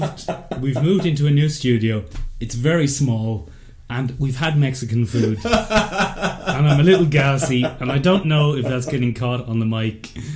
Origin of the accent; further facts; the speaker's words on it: Ireland; I am Irish.